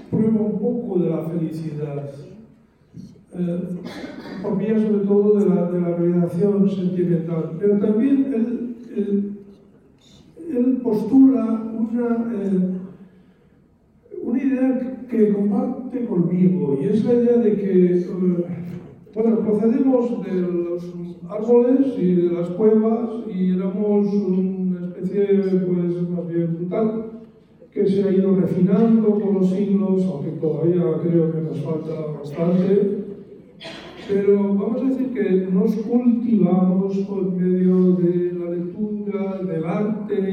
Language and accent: Spanish; Basque Country, Spain; first language Spanish; moved away; also born or lived in Zaragoza; va por mi ciudad natal y ve los letreros en los dos idiomas